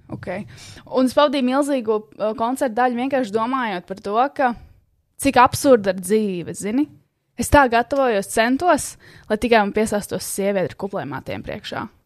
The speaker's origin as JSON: {"language": "Latvian", "town": "Sigulda", "region": "Sigulda Municipality", "country": "Latvia", "tie": "born or raised there", "said": "manā dzimtajā zemē, Siguldā. Šis ir maģiskais ķēzers, skats, kur mēs pavadījām diezgan daudz laika bērnībā."}